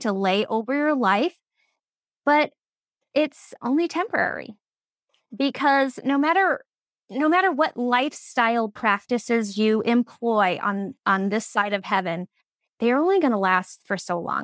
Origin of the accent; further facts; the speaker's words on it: Phoenix, Arizona, United States; moved away as an adult; now in Minnesota, United States; I am originally from Phoenix, Arizona, but I followed love all the way to Minnesota, you know, twenty plus years ago